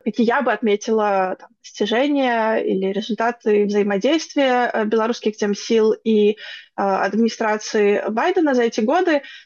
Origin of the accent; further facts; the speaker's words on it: Belarus; мы как белорусы